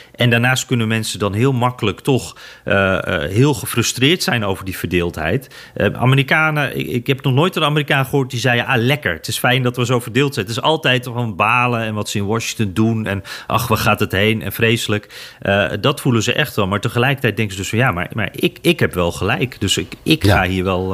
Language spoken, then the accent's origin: Dutch; Netherlands; als Nederlander